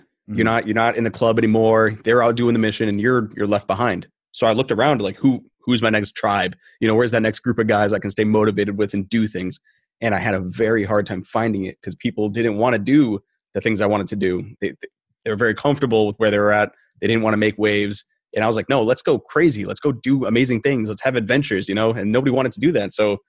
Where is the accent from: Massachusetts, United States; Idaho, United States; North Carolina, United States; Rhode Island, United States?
Rhode Island, United States; Originally, I'm from New England. Okay. Yeah, I'm a Rhode Islander. And then I bounced around the country and I came back to Rhode Island.